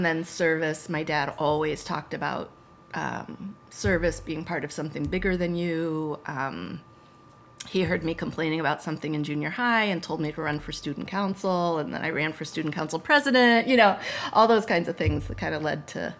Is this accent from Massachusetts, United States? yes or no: yes; Massachusetts, United States; So I always say that, yeah, I grew up in Massachusetts and I feel like Massachusetts is home in all the ways that home is.